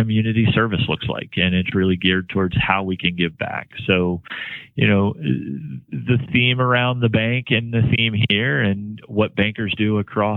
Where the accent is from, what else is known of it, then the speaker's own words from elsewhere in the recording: Washington County, Maryland, United States; I grew up in Washington County and went to Frostburg State University, and, you know, I've been a lifelong Marylander